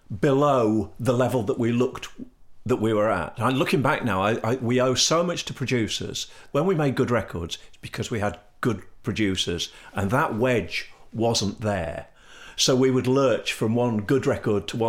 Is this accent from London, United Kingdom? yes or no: no; Leicester, East Midlands, United Kingdom; now in Sheffield, United Kingdom; I'm a Midlander. I'm from Leicester.